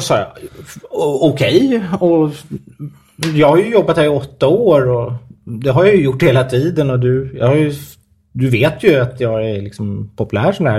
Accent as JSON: {"language": "Swedish", "town": "Stockholm", "region": "Stockholm County", "country": "Sweden", "said": "jag kommer från Stockholm"}